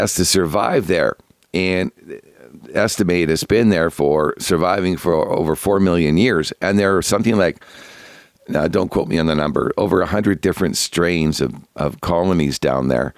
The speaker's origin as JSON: {"language": "English", "country": "Canada", "said": "being Canadian"}